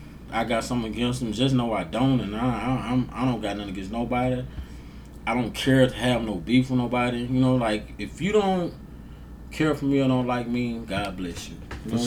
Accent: Grenada, Mississippi, United States; I'm from Grenada. Despite of some of the negativity that comes out of here, I love this place. You know what I'm saying? Like, this place made me.

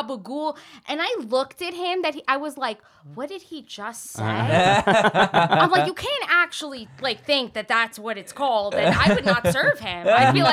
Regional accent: New York City, New York, United States; also born or lived in Italy; I was born here, raised in Italy for a little bit, and then raised in Bensonhurst. So I'm a Brooklyn girl.

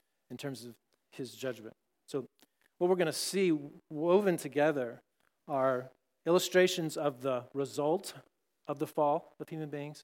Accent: Texas, United States; I grew up in Texas

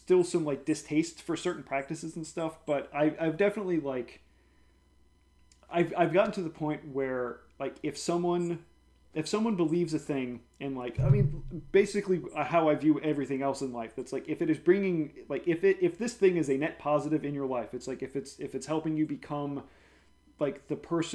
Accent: New Orleans, Louisiana, United States; growing up in New Orleans

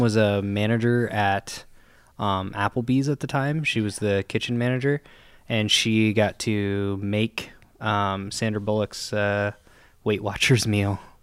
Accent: Gillette, Wyoming, United States; my hometown of Gillette, Wyoming

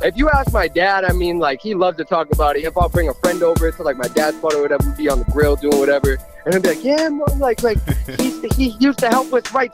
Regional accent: Weymouth, Massachusetts, United States; also born or lived in Boston; I was born here. I grew up in Weymouth.

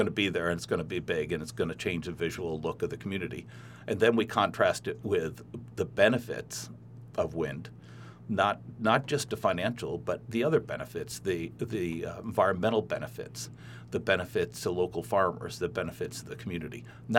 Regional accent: Midwest, United States; I'm a Midwesterner. I'm just a solid citizen.

